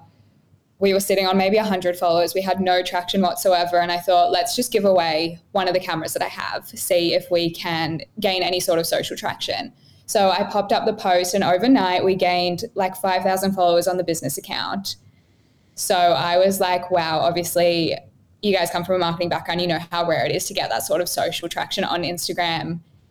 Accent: Melbourne, Victoria, Australia; now in Gold Coast, Australia; I'm originally from Melbourne and now I live on the Gold Coast.

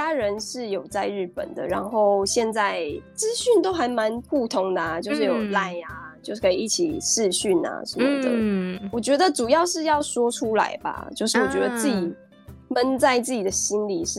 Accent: Taiwan; moved away as an adult; also born or lived in Japan; 毕竟我也是一个台湾人，

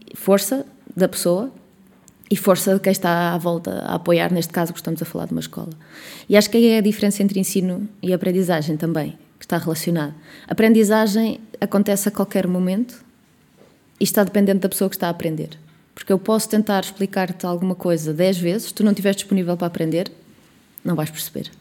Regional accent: Coimbra, Centro, Portugal; now in Porto, Portugal; eu não sou de cá, não sou do Porto, eu sou de Coimbra, mas eh, considero o Porto a minha terra.

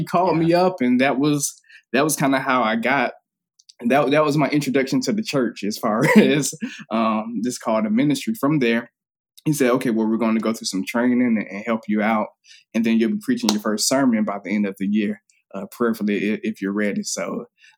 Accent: Daytona Beach, Florida, United States; also born or lived in upstate New York; I'm from Daytona Beach, Florida

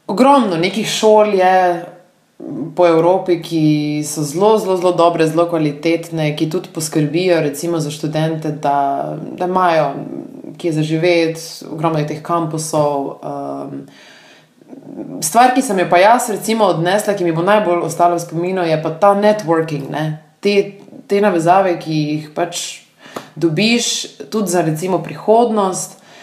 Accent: Slovenia; da sem pač iz Slovenije dejansko

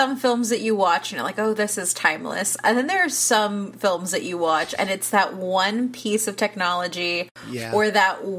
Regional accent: Texas, United States; I'm in Texas, so I've never seen that entire show, but I know everybody on there. So it's like my obligation as a Texan

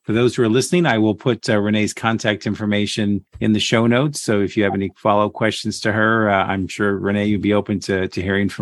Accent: Phoenix, Arizona, United States; moved away; also born or lived in Central Florida; We lived in Central Florida and we drove all the way back to my hometown of Phoenix, Arizona

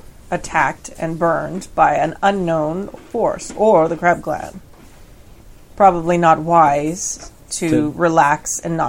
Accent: California, United States; I'm from California. I usually add a bunch of vowels.

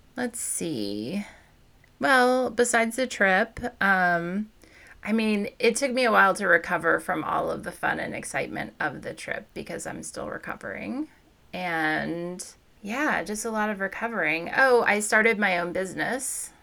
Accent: Missouri, United States; I grew up in Missouri, so I had a BB gun when I was a kid

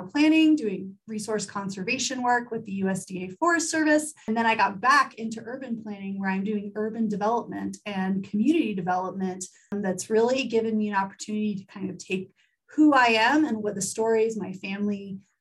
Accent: Pensacola, Florida, United States; moved away; grew up in Pensacola, Florida, which is the oldest settlement in the United States

